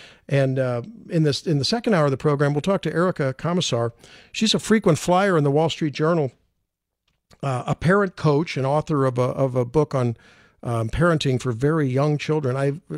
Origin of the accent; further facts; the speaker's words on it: St. Louis, Missouri, United States; I'm an OBGYN, and born, raised in St. Louis, and went to UMSL for undergrad. To say, since I'm from St. Louis, where I went to high school, right?